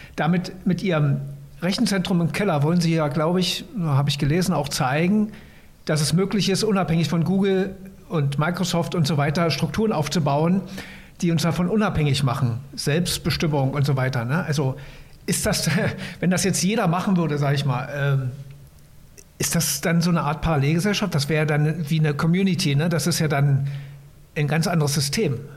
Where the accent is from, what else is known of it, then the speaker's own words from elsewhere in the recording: East Germany, Germany; ich komme ja selber aus dem Osten